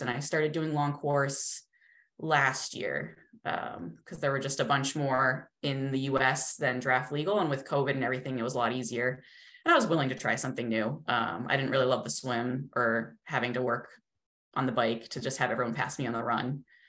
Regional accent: New England, United States; also born or lived in Colorado; now in Massachusetts, United States; we're both originally from New England.

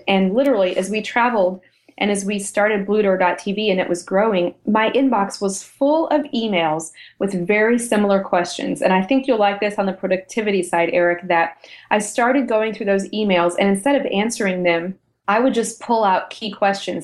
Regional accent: United States; also born or lived in Europe; we're American. Yes, we live here

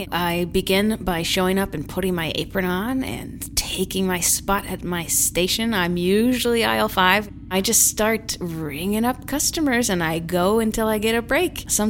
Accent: Wilmington, North Carolina, United States; I am a grocery store cashier, and I come from Wilmington, North Carolina.

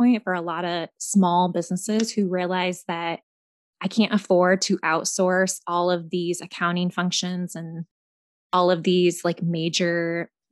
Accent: Williamsburg, Iowa, United States; I'm from Williamsburg, Iowa, also an Iowan just like you

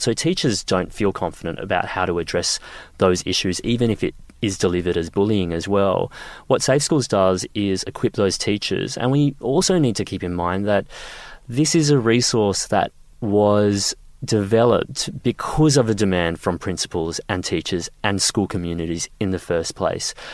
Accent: Queensland, Australia; I grew up in Queensland

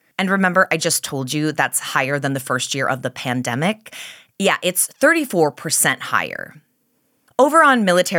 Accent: Minnesota, United States; being from Minnesota, but always worrying about sounding like I'm from Canada

